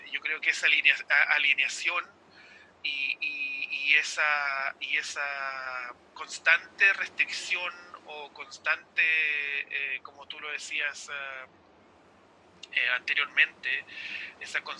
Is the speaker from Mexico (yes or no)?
no; Chile; now in New Zealand